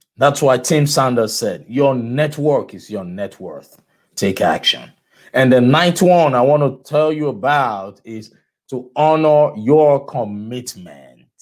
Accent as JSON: {"language": "English", "country": "Nigeria", "moved": "yes", "said": "I am from, I am originally from Nigeria"}